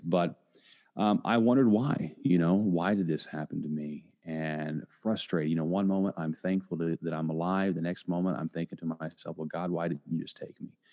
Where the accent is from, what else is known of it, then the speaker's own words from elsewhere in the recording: Indiana, United States; now in Tampa, United States; am originally from Indiana. I now live in Tampa, Florida. And growing up uh, in a small town